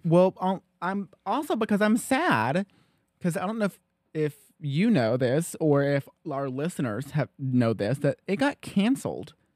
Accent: Loudon, Tennessee, United States; we grew up in Loudon

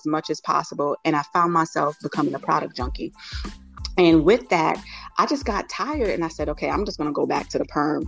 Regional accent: New York City, New York, United States; I am originally from New York City, and my parents are Jamaican, so I'm Jamaican heritage, first generation Jamaican

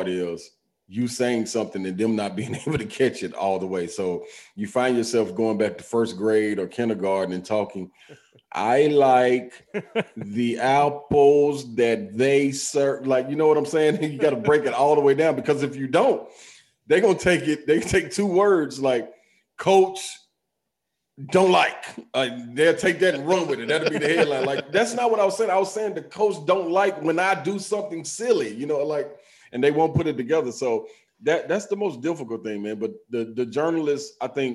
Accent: Nashville, Tennessee, United States; growing up in Nashville, single parent home

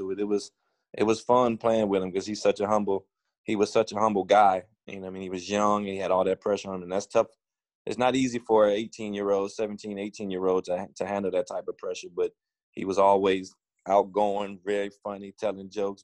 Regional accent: Cleveland Heights, Ohio, United States; I was born and raised in Cleveland Heights

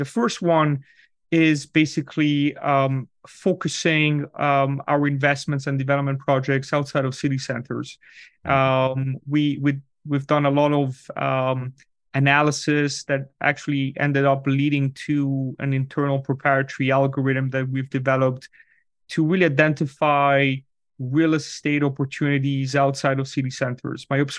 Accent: Switzerland; moved away as an adult; now in United States; I'm originally from Switzerland, where these topics are actually very topical. And when I moved to the US about 15 years ago, I was looking for a residence for my family.

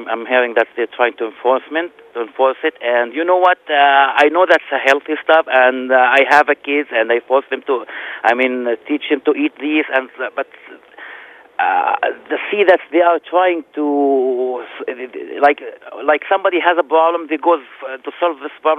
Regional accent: Jerusalem, Palestine; now in Minneapolis, United States; I am from Palestine.

